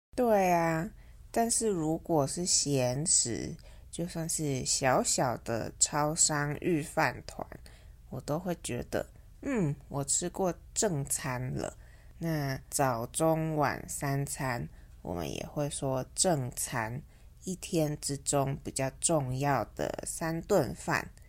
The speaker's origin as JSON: {"language": "Chinese", "country": "Taiwan", "said": "在台湾，我们会简称seven eleven，叫seven，或是小七"}